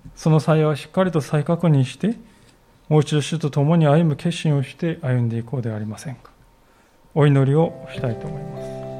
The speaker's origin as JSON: {"language": "Japanese", "region": "Kanagawa", "country": "Japan", "tie": "born or raised there", "moved": "yes", "said": "私は出身地が神奈川県でありまして"}